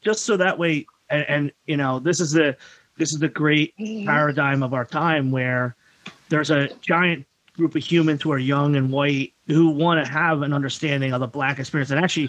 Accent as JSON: {"language": "English", "town": "Frankfurt", "region": "Hesse", "country": "Germany", "tie": "born or raised there", "said": "Now, I grew, as I said, I grew up in Frankfurt"}